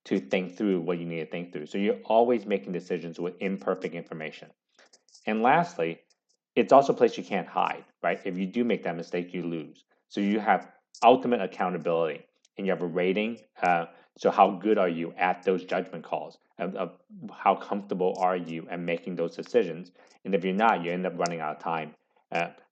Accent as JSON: {"language": "English", "area": "San Francisco Bay Area", "region": "California", "country": "United States", "tie": "born or raised there", "said": "I grew up in the San Francisco Bay Area"}